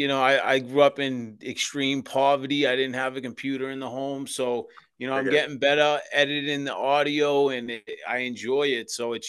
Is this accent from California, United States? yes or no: no; Boston, Massachusetts, United States; I was born in South Boston, Massachusetts, in the Old Colony Projects